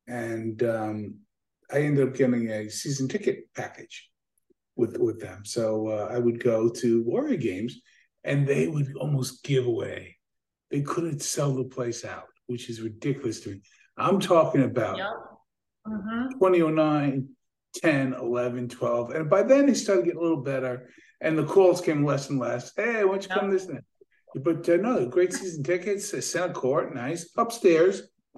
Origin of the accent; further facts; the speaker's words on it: New York City, New York, United States; born and raised in Brooklyn, New York, on East 51st Street in Brooklyn